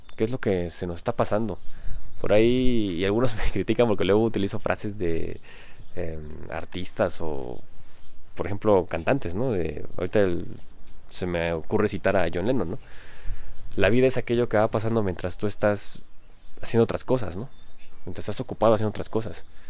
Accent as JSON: {"language": "Spanish", "country": "Mexico", "said": "soy mexicano"}